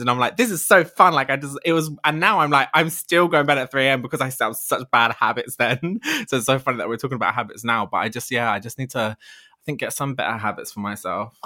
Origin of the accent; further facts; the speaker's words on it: Ladbroke Grove, London, United Kingdom; moved away as an adult; I'm from Lambert Grove, originally born and bred, just moved away actually 'cause I can't afford to live there anymore.